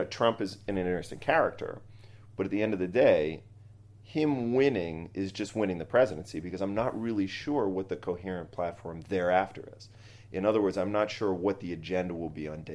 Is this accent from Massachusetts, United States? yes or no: yes; Boston, Massachusetts, United States; I'm a Boston Red Sox fan because I grew up in Boston.